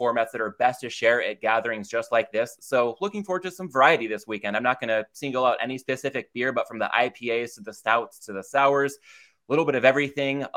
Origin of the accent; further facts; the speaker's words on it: California, United States; my home state of California